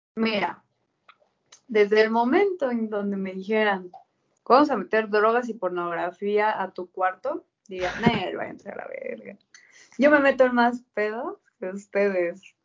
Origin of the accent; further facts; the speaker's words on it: Mexico; yo viviendo en México